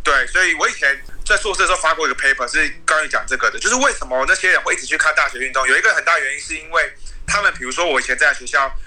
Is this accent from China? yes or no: no; Taiwan; 就是跟我们台湾人想象那种